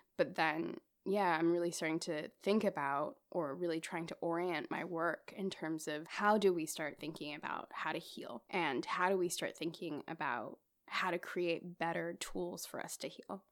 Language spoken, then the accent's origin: English; Australia; I grew up in Australia. I grew up around mainly white people